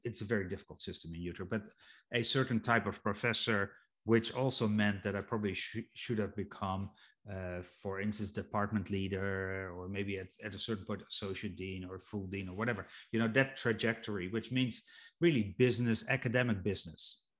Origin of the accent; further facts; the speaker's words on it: Netherlands; I'm from Holland